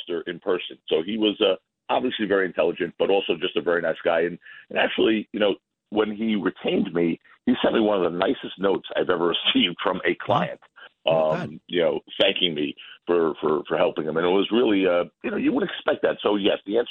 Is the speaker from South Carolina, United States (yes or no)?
no; New York, United States; I'm a New Yorker.